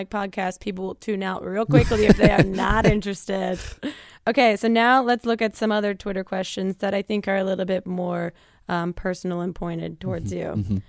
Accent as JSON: {"language": "English", "region": "New Jersey", "country": "United States", "said": "I'm from Jersey."}